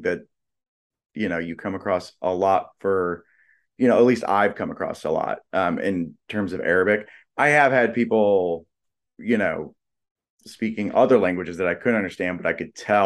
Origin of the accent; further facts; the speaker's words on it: Los Angeles, California, United States; I grew up